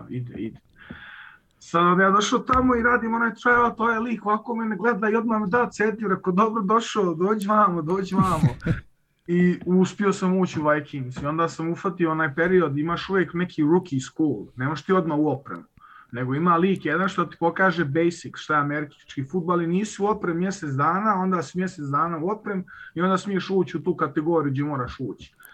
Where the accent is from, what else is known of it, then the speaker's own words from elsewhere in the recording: Vienna, Austria; also born or lived in Podvrda, Republika Srpska; rođen i odrastao sam u Beču, da. Moj otac došao već kao klinac sa 9 godina u Austriji, a rodom sam iz eh, sela Podvrda, Republika Srpska.